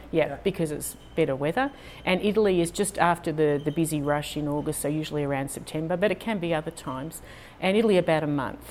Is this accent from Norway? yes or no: no; Australia; also born or lived in Houston, United States; now in United States; I sound a little different. I'm Australian.